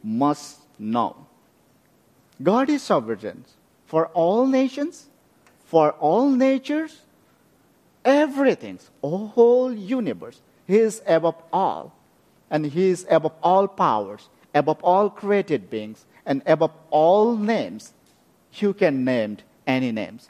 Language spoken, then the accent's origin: English; West Bengal, India; moved away; also born or lived in Bhutan / Nepal; I born in Bhutan, and very much I grew up in India